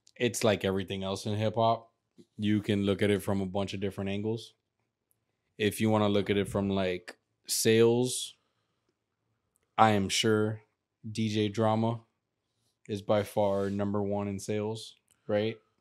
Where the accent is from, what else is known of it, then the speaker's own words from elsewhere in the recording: Miami, Florida, United States; I'm from, from Miami, I'm from Kendall